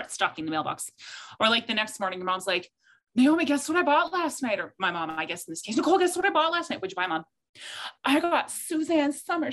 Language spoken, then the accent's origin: English; Saskatchewan, Canada; now in Edmonton, Canada; living in Saskatchewan and being out on a farm